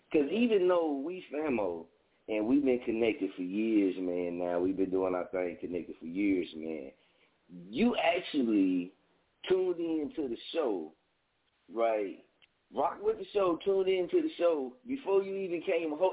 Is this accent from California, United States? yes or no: no; Dallas, Texas, United States; I'm from Dallas